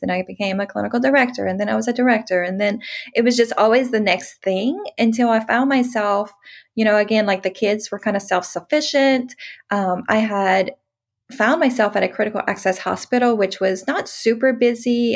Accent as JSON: {"language": "English", "region": "Louisiana", "country": "United States", "also_born_or_lived": "Texas", "moved": "as an adult", "said": "I'm from Louisiana, moved to Texas."}